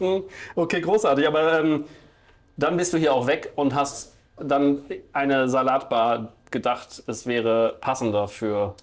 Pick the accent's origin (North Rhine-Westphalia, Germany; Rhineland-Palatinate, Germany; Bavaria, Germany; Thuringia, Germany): North Rhine-Westphalia, Germany; Bielefeld; meine Heimatstadt Bielefeld